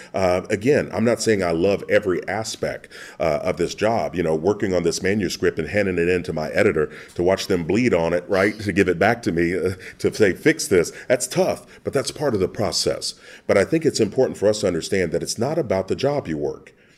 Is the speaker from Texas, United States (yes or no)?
no; Kentucky, United States; growing up in Kentucky